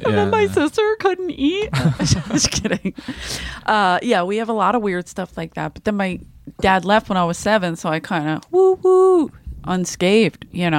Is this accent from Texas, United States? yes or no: no; Philadelphia, Pennsylvania, United States; I'm from Philadelphia. I'm not a tourist in Philadelphia.